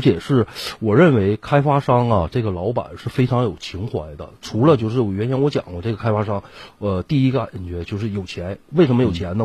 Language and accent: Chinese; Shenyang, Liaoning, China; 咱们沈阳